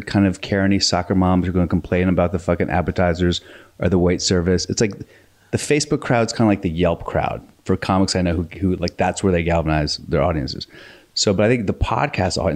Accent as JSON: {"language": "English", "region": "Virginia", "country": "United States", "moved": "yes", "lives_now": "Los Angeles, United States", "said": "I'm from Virginia"}